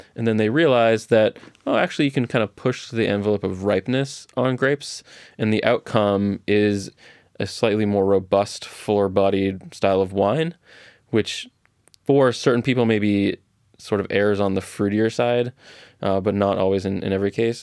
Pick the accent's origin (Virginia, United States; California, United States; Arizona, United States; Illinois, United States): California, United States; Orange County; I grew up in Orange County, so I have very distinct memories of strawberries, 'cause there's strawberry fields everywhere in South Orange County